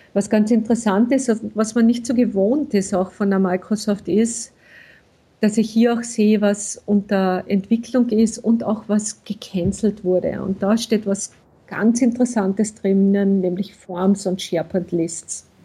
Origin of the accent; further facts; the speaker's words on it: Austria; Bei uns in Österreich